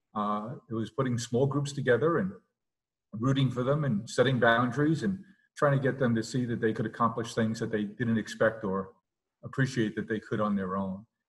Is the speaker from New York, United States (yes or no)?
yes; New York City, New York, United States; also born or lived in Long Island; we grew up in South Queens